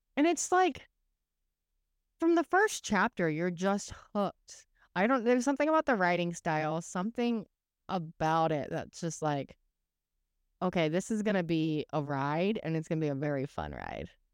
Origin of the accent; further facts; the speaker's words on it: Oklahoma, United States; when I was a kid, we grew up in Oklahoma